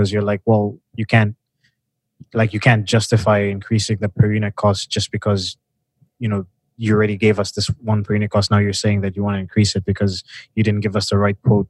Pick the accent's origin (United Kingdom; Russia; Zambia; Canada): Canada; moved away as an adult; now in China; I'm from Canada